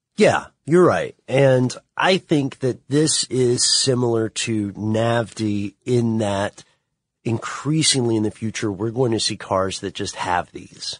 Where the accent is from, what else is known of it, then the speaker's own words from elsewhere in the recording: Ellenwood, Georgia, United States; I'm from Ellenwood, Stockbridge area, which is south of Atlanta